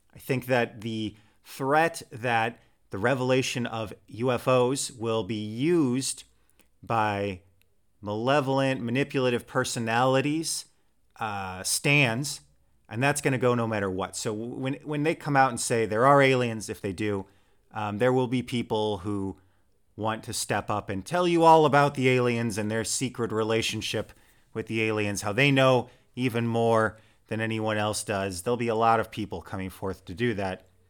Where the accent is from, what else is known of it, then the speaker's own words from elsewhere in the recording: United States; moved away; my home country